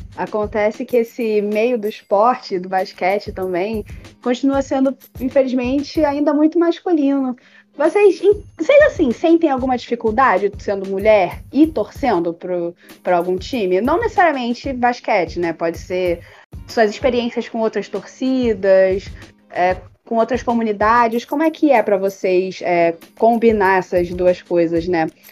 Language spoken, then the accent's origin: Portuguese; Rio de Janeiro, Brazil; eu sou carioca